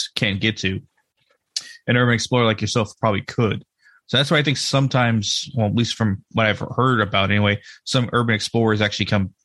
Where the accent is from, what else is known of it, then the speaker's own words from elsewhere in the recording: Texas, United States; I grew up in Texas